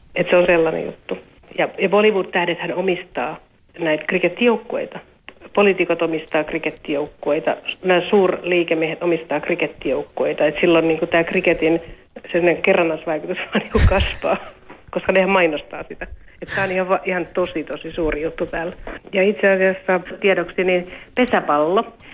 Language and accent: Finnish; Finland; now in India; olen Suomesta